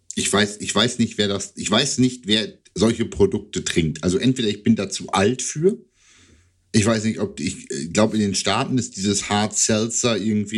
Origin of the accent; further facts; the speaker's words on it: Lower Saxony, Germany; eher Deutscher als Niedersachse